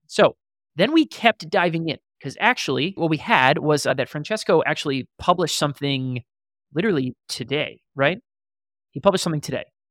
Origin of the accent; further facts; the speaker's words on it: Columbia, Maryland, United States; now in Austin, United States; I am currently sitting in Austin, Texas, where I reside, but I am from Columbia, Maryland